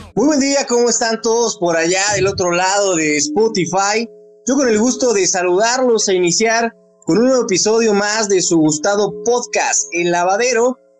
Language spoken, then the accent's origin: Spanish; Mexico; como mexicanos